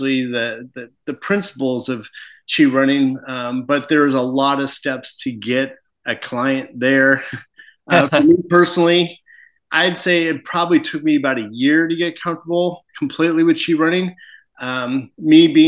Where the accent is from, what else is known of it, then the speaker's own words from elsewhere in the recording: Spokane, Washington, United States; moved away as an adult; I grew up in Spokane.